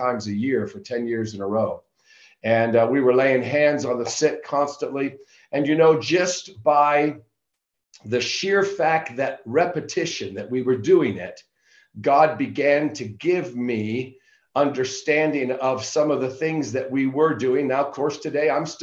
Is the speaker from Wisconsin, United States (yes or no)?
no; New York, United States; also born or lived in Tulsa, Oklahoma; now in Castle Rock, United States; I'm originally from New York.